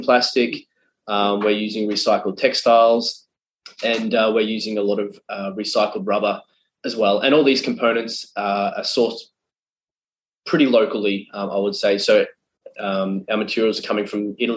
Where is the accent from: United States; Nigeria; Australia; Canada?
Australia; Being an Australian and having a very close affinity to the ocean